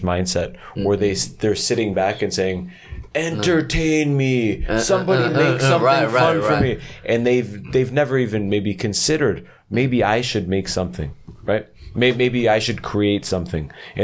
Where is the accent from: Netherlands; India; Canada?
Canada; moved away as an adult; now in South Korea; I grew up in a city in Canada